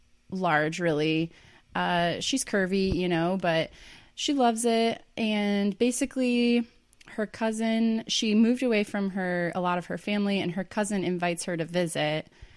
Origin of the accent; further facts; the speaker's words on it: Iowa, United States; And I am also a Midwesterner. Okay, I'm from Iowa.